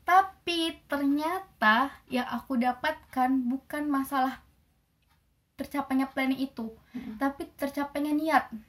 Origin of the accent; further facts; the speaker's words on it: Kendari, Southeast Sulawesi, Indonesia; moved away; also born or lived in Yogyakarta; aku dari Sulawesi dari Kendari